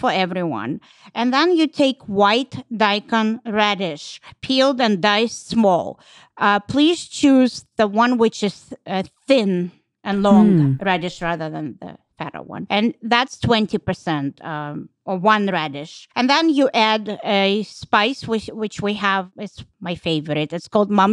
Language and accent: English; Russia; moved away; I'm from Russia